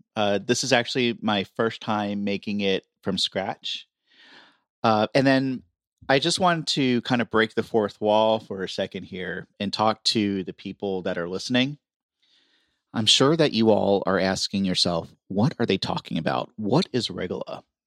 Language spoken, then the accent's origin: English; Florida, United States; I grew up in Florida